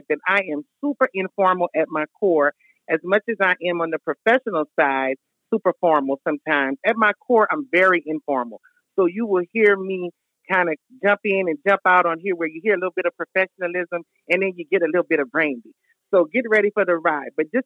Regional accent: Lafayette, Louisiana, United States; accent: country girl; I'm a native of Lafayette, Louisiana

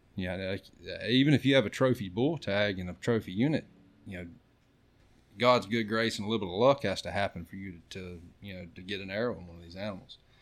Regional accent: Florida, United States; I'm from Florida

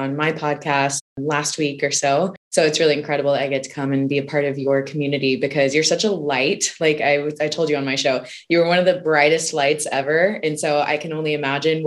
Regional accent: Houston, Texas, United States; I grew up in Houston, Texas.

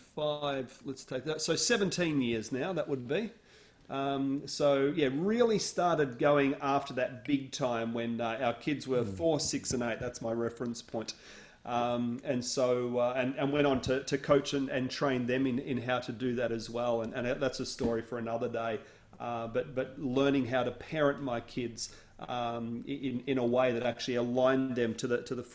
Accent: Australia; now in United States; I grew up on the southern tip of the Australian mainland

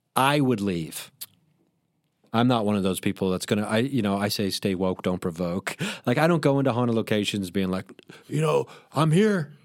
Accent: Dayton, Ohio, United States; moved away; I was performing in my hometown, Dayton, Ohio, where I grew up

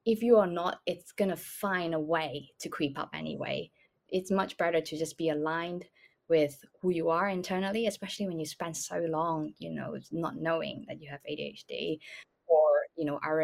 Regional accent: Malaysia; moved away; I grew up in Malaysia

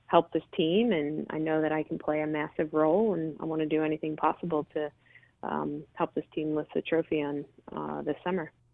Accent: Delran, New Jersey, United States; grew up in, in Delran, New Jersey, uh, which is a you know small town

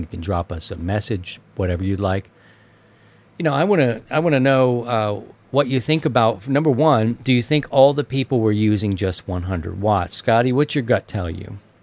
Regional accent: Maryland, United States; moved away; my home state of Maryland

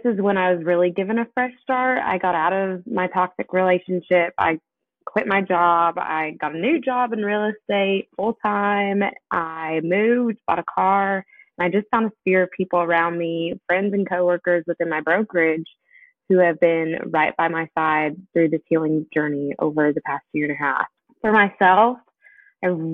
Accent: Southern California, United States; moved away as an adult; now in Kentucky, United States; I was born and raised in Southern California on an Air Force base

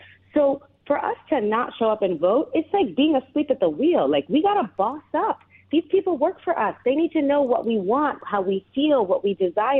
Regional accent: United States; I'm an American

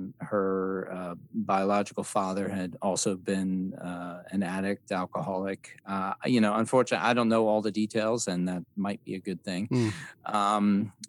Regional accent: Summit, New Jersey, United States; also born or lived in Hunterdon County, New Jersey; I am from Summit, New Jersey, and I was born in Overlook Hospital there about 20 years after Meryl Streep was born there.

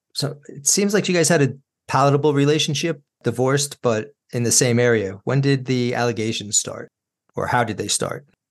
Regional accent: Yorktown, New York, United States; also born or lived in Brooklyn; moving us out of Brooklyn when they did, I mean, growing up in Yorktown was a blessing

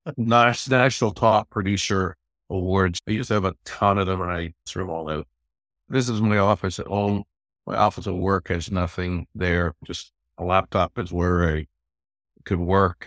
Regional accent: Toronto, Ontario, Canada; also born or lived in London, Ontario; I grew up in Toronto, and I went to school, University of Western Ontario in London, just west of Toronto

